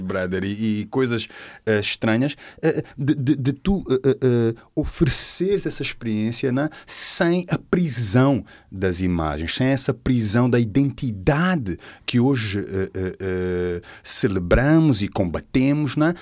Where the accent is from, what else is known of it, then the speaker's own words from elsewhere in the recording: Portugal; somos portugueses